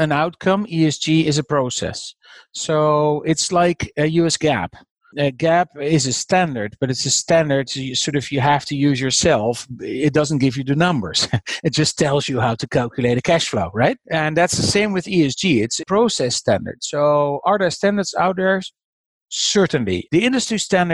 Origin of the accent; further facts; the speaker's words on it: Netherlands; I'm from the Netherlands